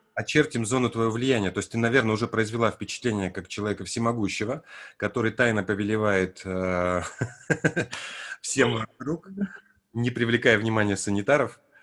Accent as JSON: {"language": "Russian", "country": "Armenia", "tie": "born or raised there", "said": "я родился в Армении, при том, что я русский мальчик, но я учился в армянском детском саду"}